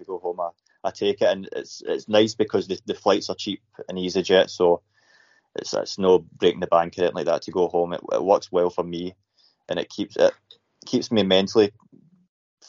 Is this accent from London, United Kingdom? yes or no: no; Scotland, United Kingdom; moved away as an adult; also born or lived in Chelmsford, England; now in England; I played all my junior career in Scotland, played seniors in Scotland, and then just moved here 2 years ago. So I'm Scottish